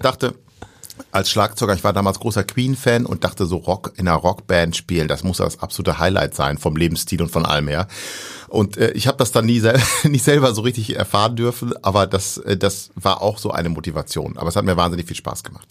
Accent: near Osnabrück, Lower Saxony, Germany; accent: Hamburger Klang; bin aufgewachsen in der Nähe von Osnabrück

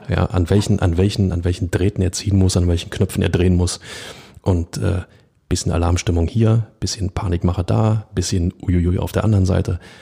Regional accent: Berlin, Germany; als Berliner

